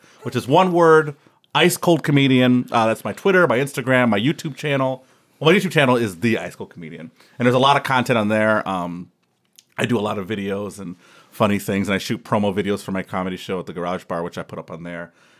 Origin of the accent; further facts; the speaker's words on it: Detroit, Michigan, United States; now in Grand Rapids, United States; I'm from Detroit, Michigan originally, but I live in Grand Rapids now.